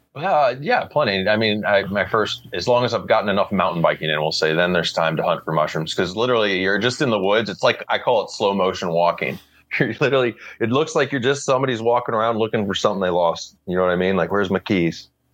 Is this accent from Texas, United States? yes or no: no; Missouri, United States; I grew up in Missouri, and the Mississippi River goes around there